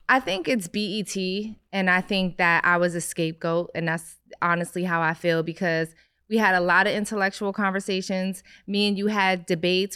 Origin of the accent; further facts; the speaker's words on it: Philadelphia, Pennsylvania, United States; I grew up in Philly